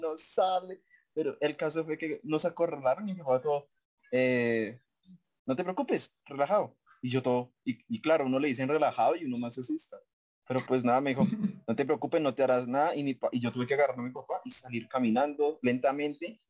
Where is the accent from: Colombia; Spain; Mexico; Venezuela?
Colombia; Como todos buenos colombianos